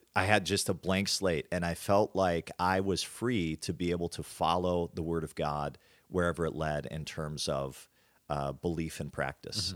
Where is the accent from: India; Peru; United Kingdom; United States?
United States; Hertz Field, North Dakota; grew up on a farm in the middle of North Dakota